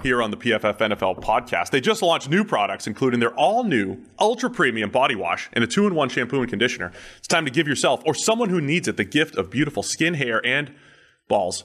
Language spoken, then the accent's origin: English; New England, United States; now in Cincinnati, United States; I grew up in New England